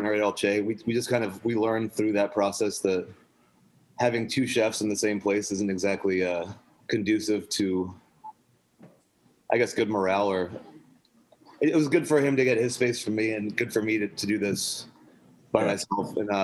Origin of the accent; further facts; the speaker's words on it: Charleston, South Carolina, United States; my dad was German and I grew up in Charleston